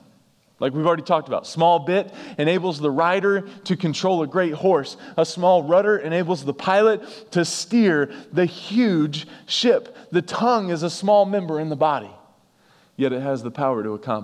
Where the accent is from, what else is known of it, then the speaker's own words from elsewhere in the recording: North Carolina, United States; We're from North Carolina, so the North Carolina Duke thing runs pretty deep in our home.